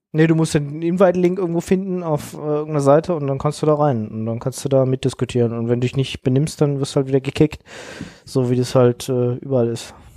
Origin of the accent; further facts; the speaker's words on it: Munich, Bavaria, Germany; ich komme ja aus München